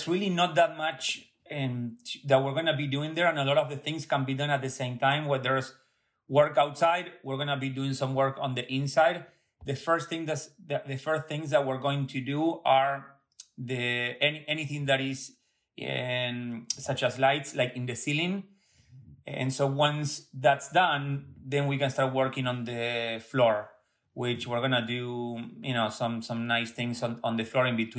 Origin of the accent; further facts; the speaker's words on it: Buenos Aires, Argentina; now in Connecticut, United States; born and raised in Buenos Aires